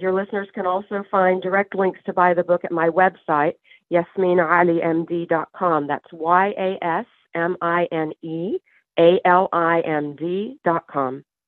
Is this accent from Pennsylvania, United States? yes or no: no; Waverly, Tennessee, United States; And Waverly, Tennessee, where the main story of the book takes place, is my hometown